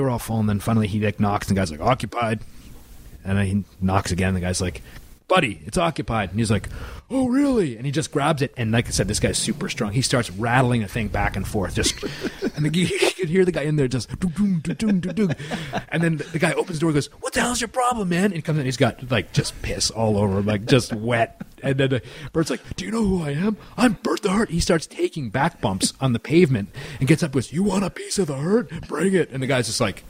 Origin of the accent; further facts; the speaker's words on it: Orangeville, Ontario, Canada; we grew up with him in Orangeville